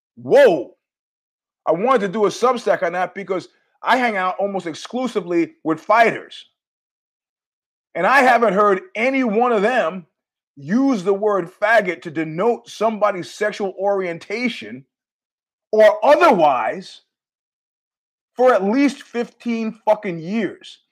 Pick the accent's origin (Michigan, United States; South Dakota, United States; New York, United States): New York, United States; as a New Yorker